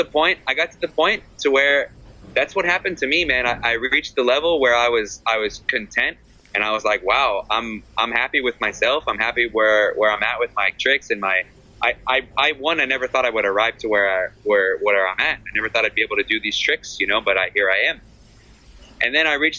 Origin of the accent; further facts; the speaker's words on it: Texas, United States; moved away as an adult; now in Malaga, Spain; I grew up in Texas, and in Texas, we skate handrails